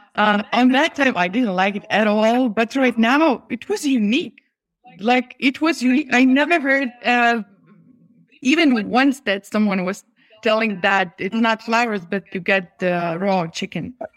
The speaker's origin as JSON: {"language": "English", "country": "Lithuania", "said": "we are from Lithuania"}